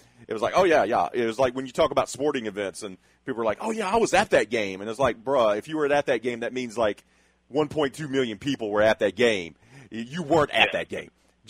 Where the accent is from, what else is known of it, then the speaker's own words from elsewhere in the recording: Alabama, United States; also born or lived in Louisiana / Illinois; growing up in the South, in Alabama, and then in the West Bank of New Orleans, and then Gonzales, and then I actually moved up to Central Illinois